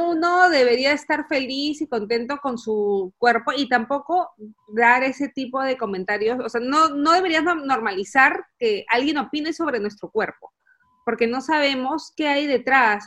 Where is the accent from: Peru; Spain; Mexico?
Peru; moved away as an adult; now in Essen, Germany; Yo soy una peruana que vive en Alemania